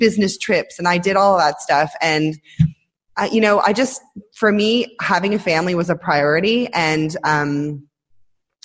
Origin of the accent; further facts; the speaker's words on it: Toronto, Ontario, Canada; moved away as an adult; now in Israel; I moved here about 10 years ago, but I'm Canadian. I'm from Toronto originally